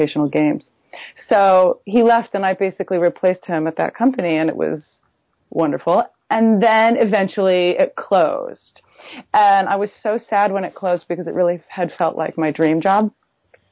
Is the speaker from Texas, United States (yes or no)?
no; Buffalo, New York, United States; moved away as an adult; also born or lived in New Haven, Connecticut / San Francisco, California; I grew up in Buffalo, New York